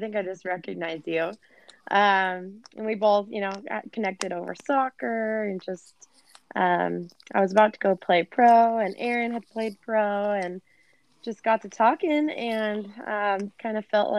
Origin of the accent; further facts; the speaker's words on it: Salem, Oregon, United States; moved away as an adult; also born or lived in California / Spain; now in Bend, United States; I was born and raised in Salem, Oregon.